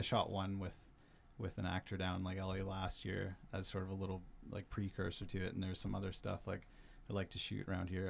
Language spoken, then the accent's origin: English; Burns Lake, British Columbia, Canada; I grew up in Burns Lake, like a small town up north.